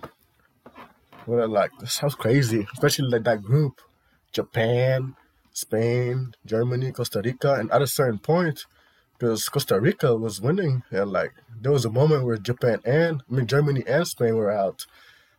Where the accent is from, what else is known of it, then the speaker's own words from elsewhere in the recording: Senegal; I'm from Senegal